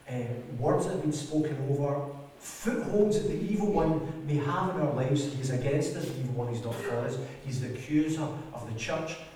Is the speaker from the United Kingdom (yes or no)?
yes; United Kingdom; because we come from Britain with the economics that it all is, we are rich